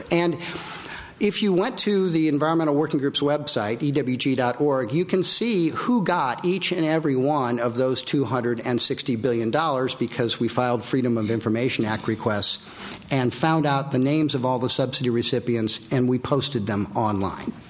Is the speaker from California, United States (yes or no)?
yes; California, United States; and we're all from California.